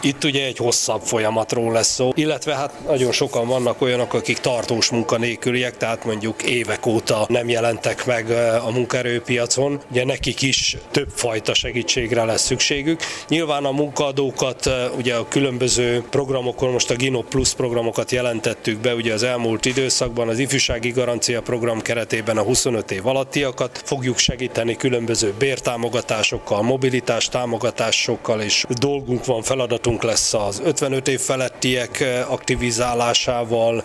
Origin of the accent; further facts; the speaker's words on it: Szabolcs-Szatmár-Bereg, Hungary; én is ugye szabolcs már Bereg megyéből származom, apró falvas települések